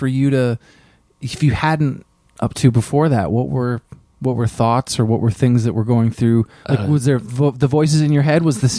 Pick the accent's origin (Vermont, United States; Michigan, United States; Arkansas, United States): Vermont, United States; now in New York City, United States; I grew up in Vermont, so okay. Kind of close to Montreal